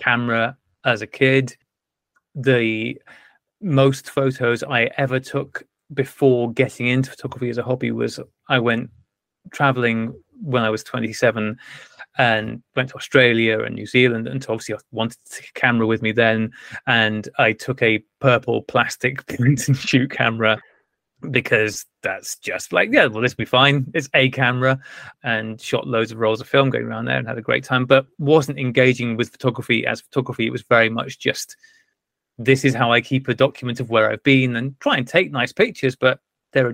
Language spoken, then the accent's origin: English; North Wales, United Kingdom; I wasn't born and bred in Wales. I was just bred in Wales.